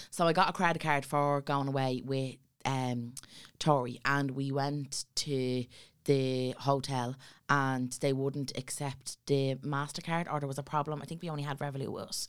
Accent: Dublin, Leinster, Ireland; we come from Ballyfermot and it's a town of poverty

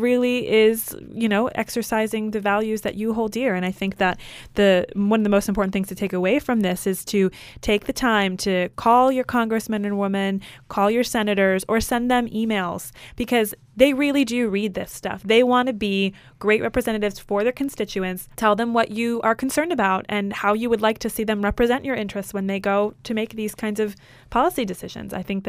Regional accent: Midwest, United States; I grew up in the Midwest

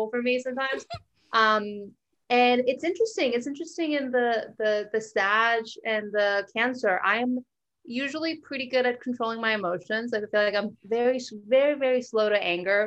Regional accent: Monterrey, Nuevo León, Mexico; moved away as an adult; now in United States; So I was born and raised in Mexico. I lived there. I did college in Mexico. So I'm kind of only been in the U.S. for about 10 years

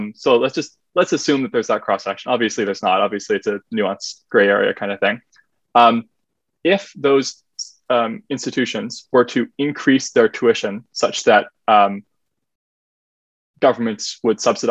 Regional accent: Halifax, Nova Scotia, Canada; my hometown of Halifax

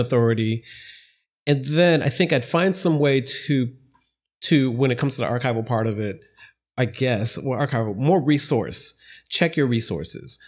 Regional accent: Ohio, United States; I was an intern at a local television news station when I was growing up in Ohio

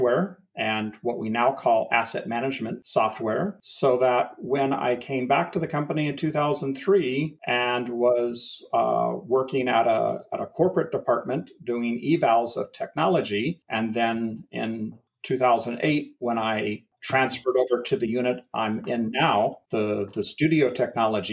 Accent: Northern California, United States; now in Southern California, United States; I am a native Californian, born and raised in Northern California, moved down here to Southern California in 1977

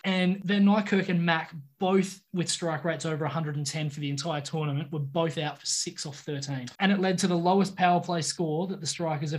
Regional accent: Australia; as an Aussie

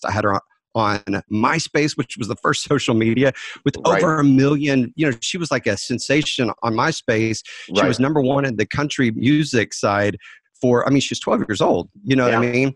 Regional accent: Dallas, Texas, United States; I was raised in Dallas

